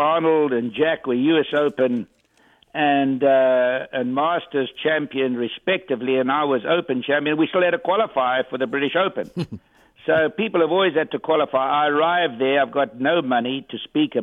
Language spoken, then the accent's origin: English; South Africa; I'm from South Africa.